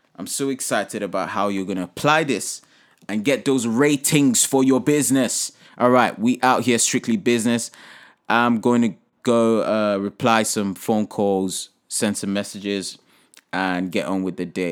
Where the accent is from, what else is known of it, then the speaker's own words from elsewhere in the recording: Nigeria; my home country here, Nigeria